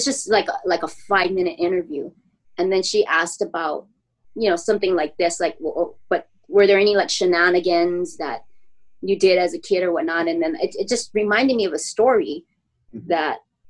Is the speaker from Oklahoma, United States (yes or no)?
no; Honolulu, Hawaii, United States; I grew up in the Aina Haina area